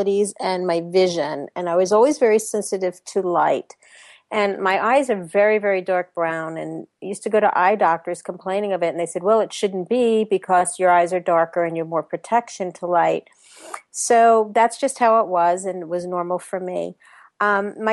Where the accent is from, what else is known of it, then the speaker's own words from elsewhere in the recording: New York, United States; accent: New York; moved away as an adult; now in Orlando, United States; I was born and raised in New York, as you might be able to hint from my accent, in New York